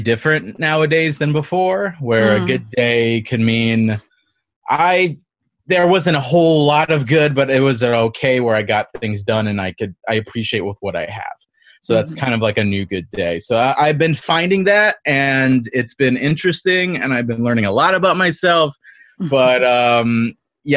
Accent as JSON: {"language": "English", "town": "East Chicago", "region": "Indiana", "country": "United States", "tie": "born or raised there", "said": "I am originally from Northwest Indiana, East Chicago, Hammond"}